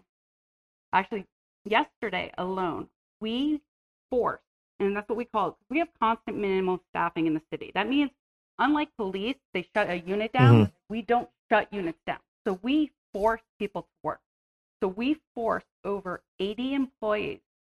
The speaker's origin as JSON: {"language": "English", "region": "New Jersey", "country": "United States", "moved": "as an adult", "lives_now": "San Diego, United States", "said": "I'm originally from New Jersey, and I moved to San Diego when I was 21"}